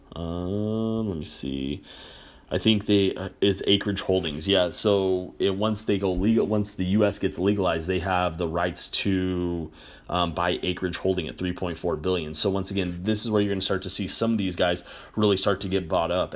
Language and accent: English; New Mexico, United States; I grew up in New Mexico